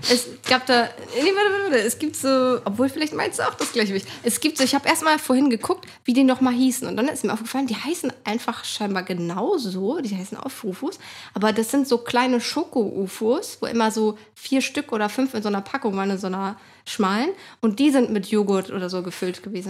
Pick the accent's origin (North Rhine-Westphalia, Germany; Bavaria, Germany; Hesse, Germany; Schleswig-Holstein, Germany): Schleswig-Holstein, Germany; Lübeck; in einem ja, Stadtteil von Lübeck halt, wo ich immer noch wohne, wo ich aufgewachsen bin